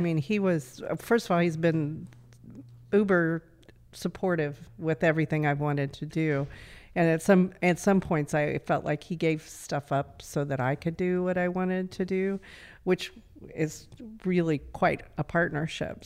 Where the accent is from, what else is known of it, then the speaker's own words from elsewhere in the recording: Altamont, Kansas, United States; I grew up in Southeast Kansas